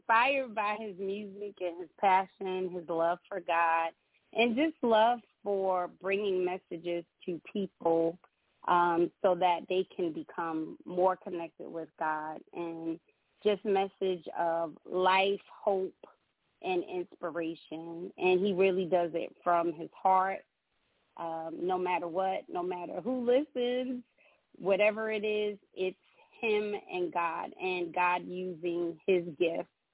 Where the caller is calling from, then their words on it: Texas, United States; I'm calling from Texas